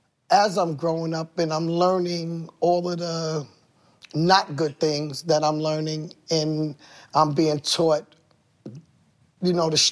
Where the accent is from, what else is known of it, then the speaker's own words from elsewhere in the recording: Queens, New York, United States; born there; Born in Queens General.